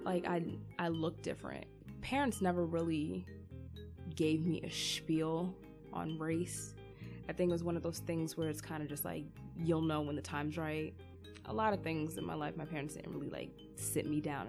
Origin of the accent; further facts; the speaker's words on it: Livingston, New Jersey, United States; also born or lived in Newark, New Jersey; in third grade when I first moved from Newark, New Jersey to Livingston, New Jersey. Growing up in Newark